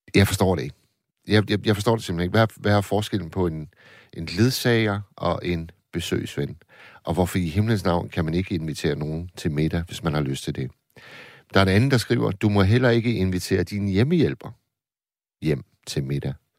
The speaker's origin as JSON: {"language": "Danish", "town": "Tornby", "region": "North Denmark Region", "country": "Denmark", "tie": "born or raised there", "said": "jeg spillede fodbold øh, som knægt i Tornby"}